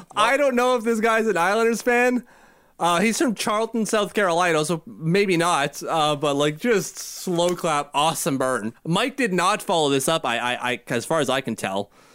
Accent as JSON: {"language": "English", "town": "Ottawa", "region": "Ontario", "country": "Canada", "tie": "born or raised there", "said": "that's our public health wing here in Ottawa"}